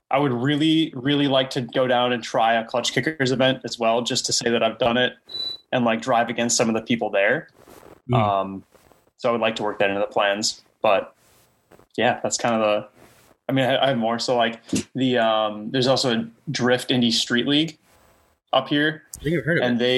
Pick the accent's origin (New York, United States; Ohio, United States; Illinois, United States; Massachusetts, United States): Illinois, United States; Elmhurst; Um, I'm from Elmhurst, Illinois.